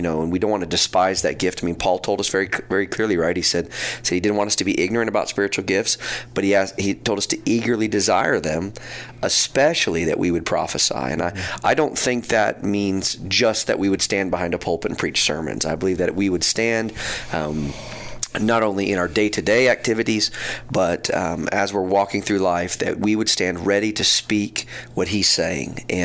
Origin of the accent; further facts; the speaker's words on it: Neosho, Missouri, United States; I was born and raised here in Neosho